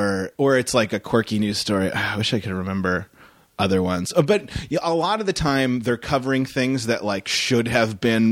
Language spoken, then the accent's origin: English; San Diego, California, United States; I'm from San Diego.